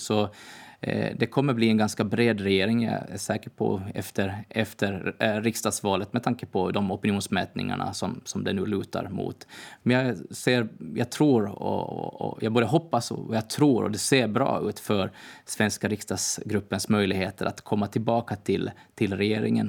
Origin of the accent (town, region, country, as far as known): Åland Islands